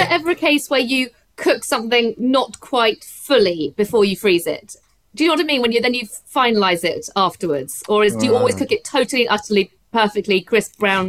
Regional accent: Surrey, South East England, United Kingdom; growing up in Surrey

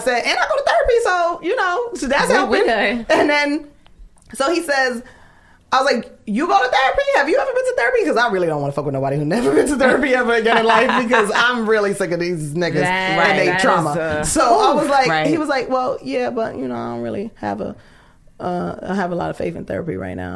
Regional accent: New York, United States; New York

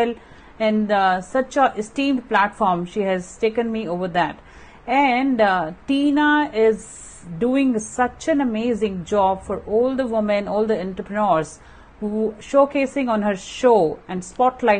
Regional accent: India; being an Indian woman

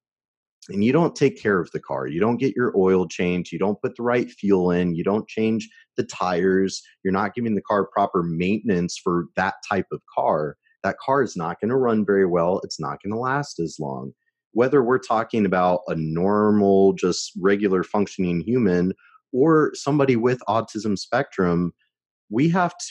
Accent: Shawnee, Kansas, United States; I was born in Shawnee, Kansas

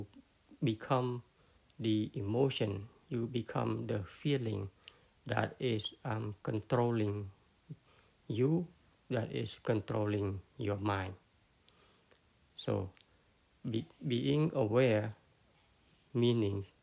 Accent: Cambodia; first language Khmer; English is a second language; my language, which is Cambodian, my first language

